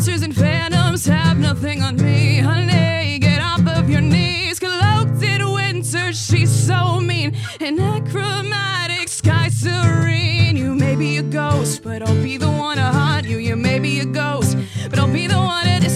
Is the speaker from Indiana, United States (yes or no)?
yes; Greenwood, Indiana, United States; I'm from Greenwood, far away land called Greenwood